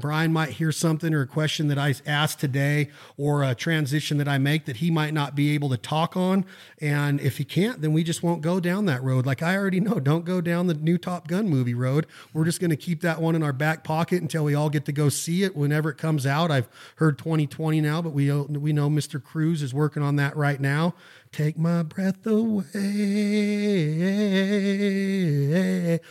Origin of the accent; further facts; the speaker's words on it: Western United States, United States; I'm from the Western United States